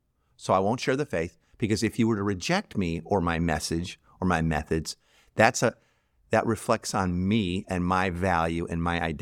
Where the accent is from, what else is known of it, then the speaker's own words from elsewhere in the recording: Chicago, Illinois, United States; I'm from Chicago originally, or whatever, you know, pick a team, right?